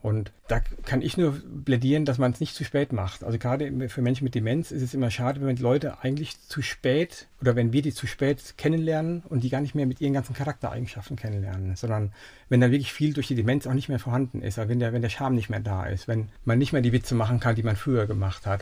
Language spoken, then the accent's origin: German; Siegen, North Rhine-Westphalia, Germany; Geboren in Siegen